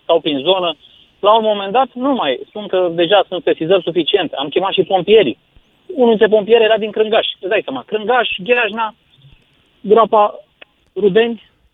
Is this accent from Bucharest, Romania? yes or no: no; Craiova, Dolj, Romania; now in Chiajna, Romania; eu sunt născut în Craiova, dar eu sunt, acum locuiesc în Chiajna